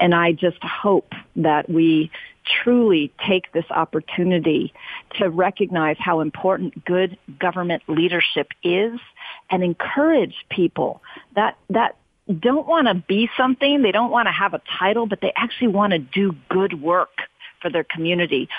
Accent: Oakland, California, United States; I'm born and raised in Oakland, grew up here.

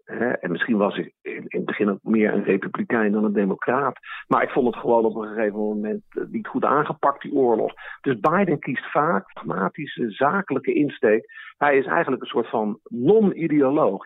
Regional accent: Netherlands; als Nederlanders

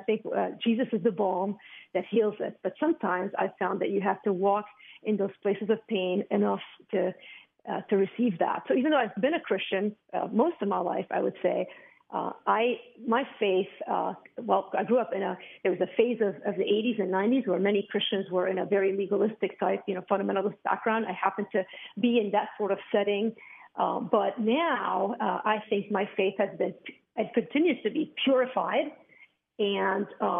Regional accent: Beirut, Beirut Governorate, Lebanon; I grew up in Beirut, Lebanon

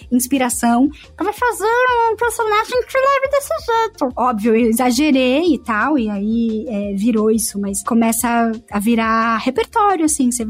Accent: Santo André, São Paulo, Brazil; accent: paulista; eu como paulista, tendo nascido no estado de São Paulo, eu sou de Santo André, precisei neutralizar meu sotaque de paulista

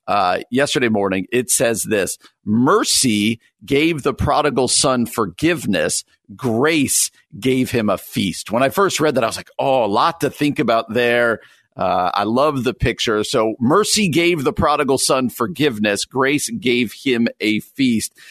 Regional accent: New Jersey, United States; moved away; also born or lived in Midwest; as somebody who grew up on the East Coast, I grew up in New Jersey, just outside New York City

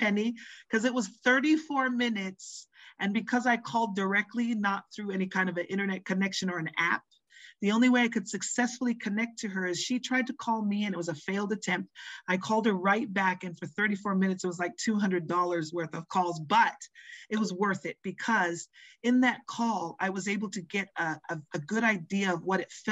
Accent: Tonga; moved away; also born or lived in Hawaii; I was born in Hawaii but raised in Tonga

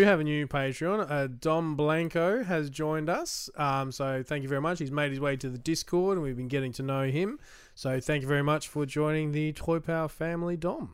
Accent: Australia; as an Australian

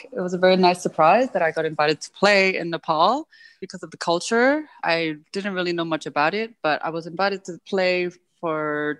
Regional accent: United States; And I think growing up in the States kind of helped almost boost it a little bit because the variety of music is so wide

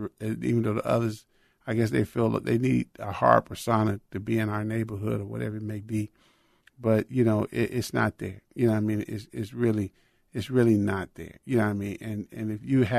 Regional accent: Chicago, Illinois, United States; moved away as an adult; also born or lived in Florida / Texas; I was raised in Chicago, Illinois

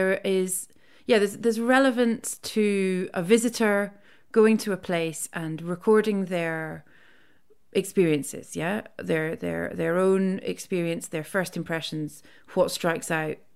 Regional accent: Scotland, United Kingdom; also born or lived in India; my experiences of being Scottish

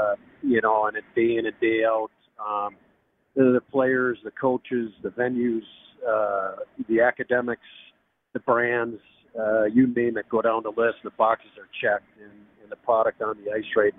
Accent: Minnesota, United States; Growing up in Minnesota, that's just what we did.

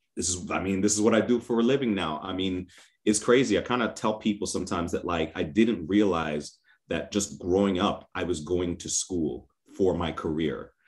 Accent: New York City, New York, United States; I grew up in New York City

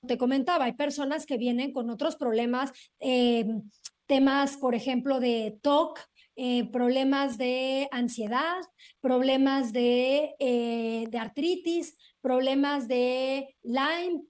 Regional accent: Cuernavaca, Morelos, Mexico; crecí en alguna época en Cuernavaca

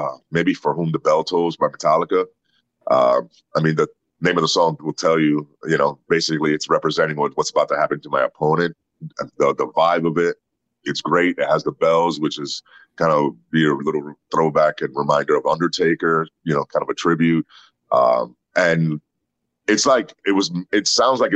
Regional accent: Puerto Rico; moved away; also born or lived in New York, United States; I was born in New York, raised in Puerto Rico

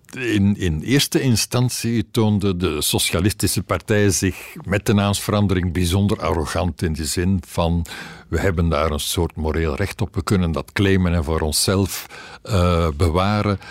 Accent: Ghent, Flanders, Belgium; ik ben een Gentenaar

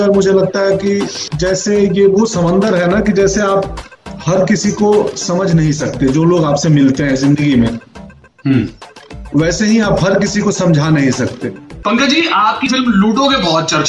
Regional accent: Belsand, Bihar, India; मेरा गांव बेलसंड गोपालगंज

